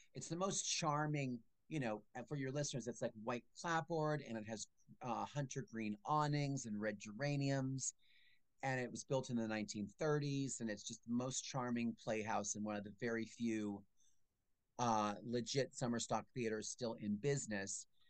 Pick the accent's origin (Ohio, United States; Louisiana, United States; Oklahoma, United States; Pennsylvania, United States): Pennsylvania, United States; Allentown; I'm from Allentown